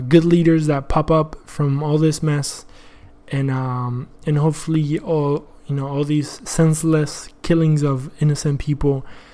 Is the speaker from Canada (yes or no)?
no; Argentina; now in United States; I'm from Argentina